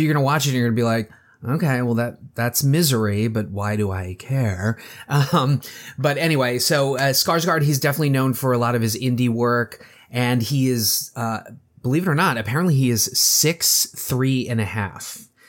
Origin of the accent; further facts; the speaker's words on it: Baltimore, Maryland, United States; my hometown of Baltimore